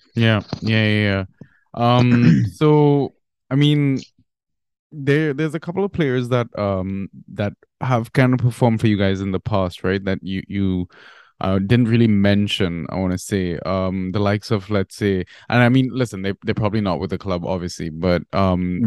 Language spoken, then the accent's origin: English; Trinidad & Tobago; moved away; also born or lived in Barbados; I'm actually from Trinidad and Tobago.